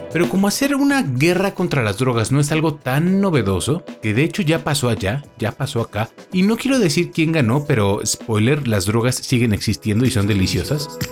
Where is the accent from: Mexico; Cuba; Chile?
Mexico; como buen mexicano